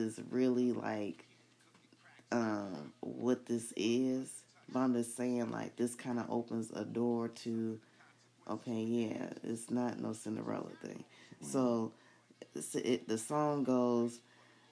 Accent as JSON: {"language": "English", "country": "United States", "tie": "born or raised there", "said": "I was born in the United States"}